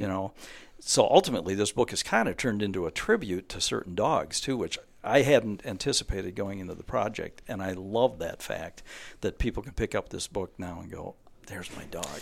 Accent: Osseo, Minnesota, United States; moved away; also born or lived in Hudson, Wisconsin; I'm from Minnesota originally

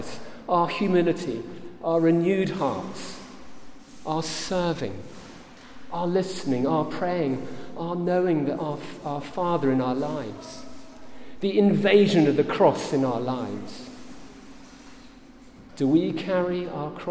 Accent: England, United Kingdom; Here I am from England and supporting my family

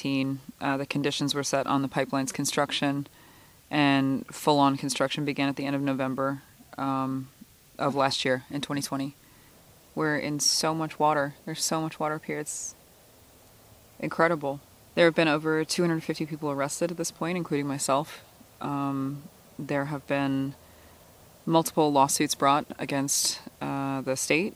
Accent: Couchiching First Nation, Ontario, Canada; from Kuchiching First Nation

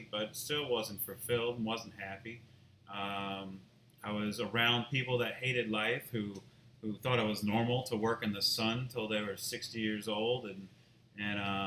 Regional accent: Mandeville, Louisiana, United States; I moved back home to my hometown in Mandeville

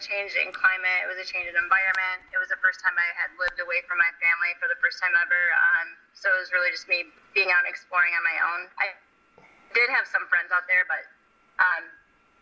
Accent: Midwest, United States; moved away as an adult; now in California, United States; I'm actually from the Midwest

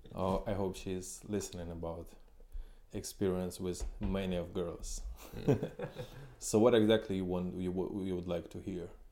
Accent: Ukraine; moved away as an adult; also born or lived in China / Suzhou / Shanghai / Shenzhen; now in Kyiv, Ukraine; I came from Ukraine

